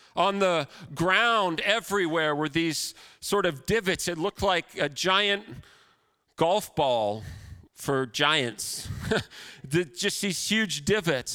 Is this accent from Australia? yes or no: no; Canada; as a Canadian